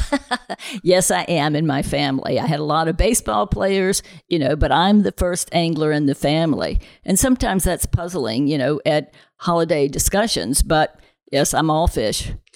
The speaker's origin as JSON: {"language": "English", "region": "the South", "country": "United States", "tie": "born or raised there", "said": "I grew up in the South"}